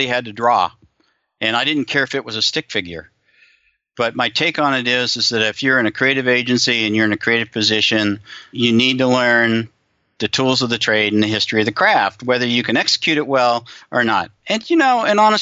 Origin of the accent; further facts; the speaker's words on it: Southern California, United States; moved away; also born or lived in Denver; I grew up in Southern California. I know I've emigrated to the other part of the world